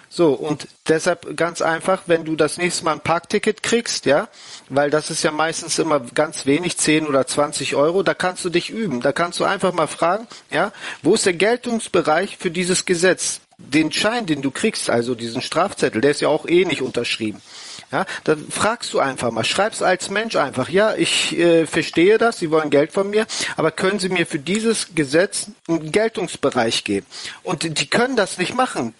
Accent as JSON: {"language": "German", "country": "Turkey", "moved": "yes", "said": "die Türkei nee. ist auch ein Staat, da wo ich herkomme"}